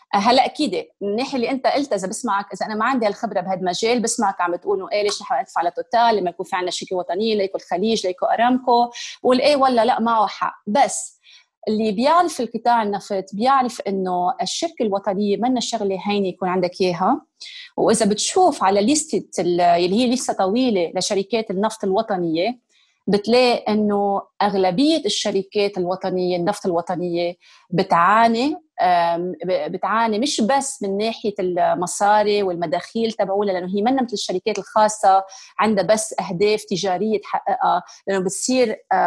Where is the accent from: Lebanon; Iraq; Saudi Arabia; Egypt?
Lebanon; moved away as an adult; now in United Kingdom; لبنان بقلبي وحتى بعد صار لي اكثر من 20 سنه عايشه ببريطانيا وانه عندي الجنسيه البريطانيه بس لما حدا يسالني انت شو بقول دغري انا انا انا لبنانيه